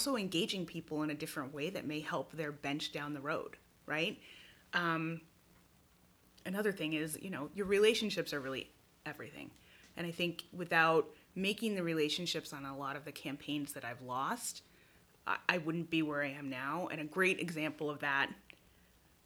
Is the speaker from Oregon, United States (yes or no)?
yes; Oregon, United States; moved away as an adult; I got my start in Oregon. That's where I grew up.